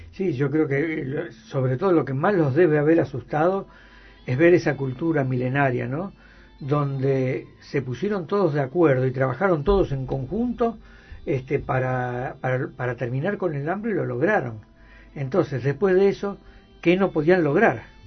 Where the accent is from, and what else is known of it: Argentina